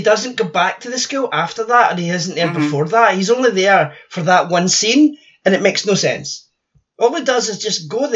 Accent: Scotland, United Kingdom; moved away; growing up in Scotland

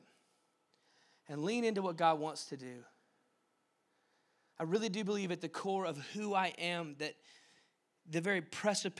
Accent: Dallas, Texas, United States; moved away; where I grew up in Dallas

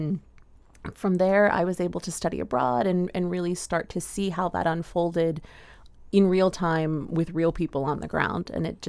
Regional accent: United States; as an American

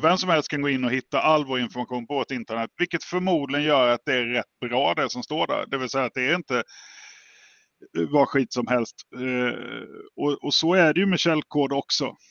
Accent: Jönköping area, Jönköping County, Sweden; jag är ju från Jönköpingsområdet

